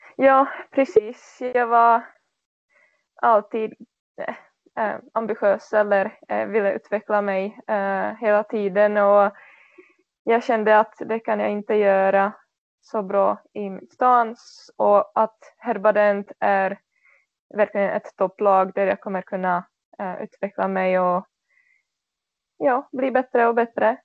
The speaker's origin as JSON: {"language": "Swedish", "country": "Czechia", "tie": "born or raised there", "second_language": "Swedish", "moved": "yes", "lives_now": "Sweden", "said": "i den här U19-tjejlag i min hemstad"}